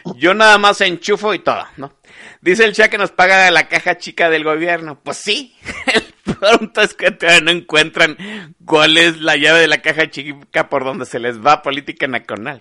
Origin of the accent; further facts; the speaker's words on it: Guadalajara, Jalisco, Mexico; era tapatío, sigo siendo tapatío